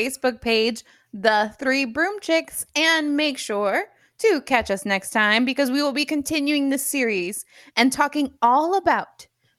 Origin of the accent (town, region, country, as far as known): Cuba